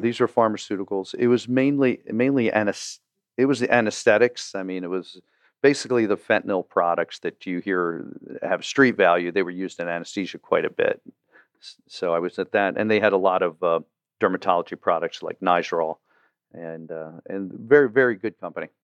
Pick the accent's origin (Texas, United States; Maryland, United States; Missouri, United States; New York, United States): Maryland, United States; Baltimore; growing up in Baltimore